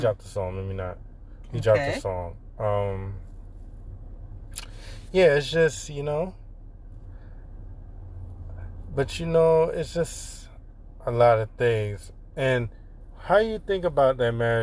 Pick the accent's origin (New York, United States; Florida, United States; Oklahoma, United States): New York, United States; I'm from New York